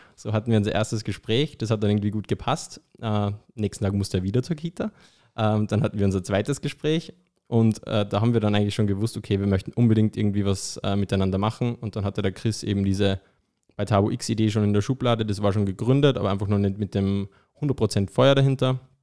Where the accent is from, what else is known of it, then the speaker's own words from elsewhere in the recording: Austria; moved away; Man hört es vielleicht, ich bin ja ursprünglich aus Österreich